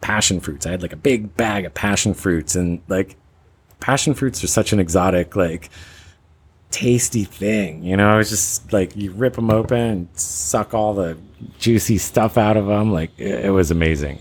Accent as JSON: {"language": "English", "country": "United States", "moved": "yes", "said": "as an American"}